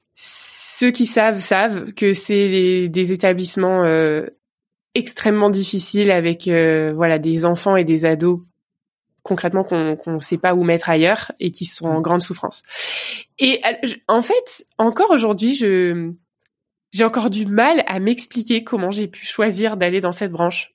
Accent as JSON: {"language": "French", "town": "Vogelsheim", "region": "Grand Est", "country": "France", "tie": "born or raised there", "moved": "as an adult", "lives_now": "Bordeaux, France", "said": "En Alsace. Voilà, je suis, je suis une pure Alsacienne"}